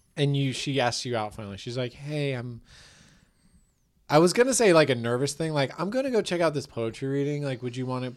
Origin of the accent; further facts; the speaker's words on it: Tiburon, California, United States; I grew up in Tiburon.